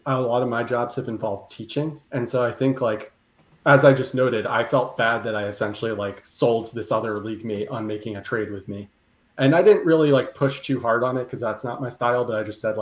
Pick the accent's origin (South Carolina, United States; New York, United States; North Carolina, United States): New York, United States; I'm a New Yorker